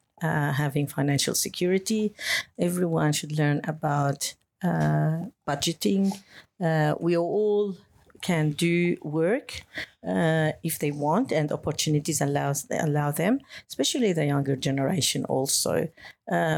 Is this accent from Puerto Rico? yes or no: no; Lebanon; moved away as an adult; also born or lived in Beirut, Lebanon / Germany; now in Australia; I lived in a country, I come from Lebanon. During the war, I had to live as a refugee within my country